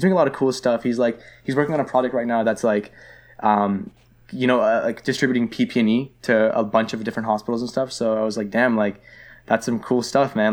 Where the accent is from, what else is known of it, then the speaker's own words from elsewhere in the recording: Toronto, Ontario, Canada; moved away as an adult; also born or lived in Vaughan, Canada / Richmond Hill, Canada; I grew up in Scarborough